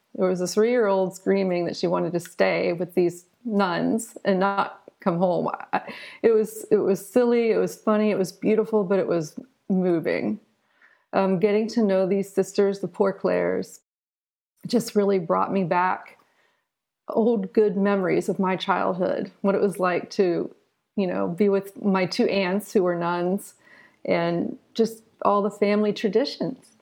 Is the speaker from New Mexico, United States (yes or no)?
no; Southern Ohio, United States; I eventually wound up returning to my hometown in Southern Ohio